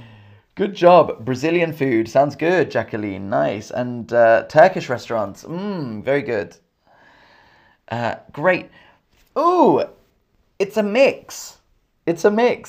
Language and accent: English; Camden, London, United Kingdom; accent: English; Camden's where I'm from, and Camden has international food. I'm from Camden.